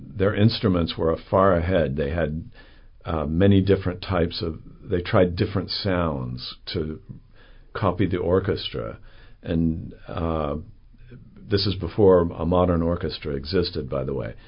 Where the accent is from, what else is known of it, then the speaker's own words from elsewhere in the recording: Salt Lake City, Utah, United States; moved away as an adult; also born or lived in London / New York / Oregon; now in Chattanooga, United States; I was raised in Salt Lake City, Utah